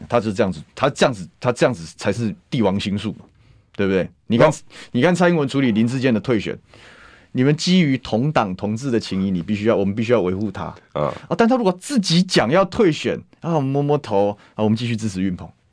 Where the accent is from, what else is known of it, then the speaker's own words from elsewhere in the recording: Taoyuan, Taiwan; 算非常土生土长的桃园人啊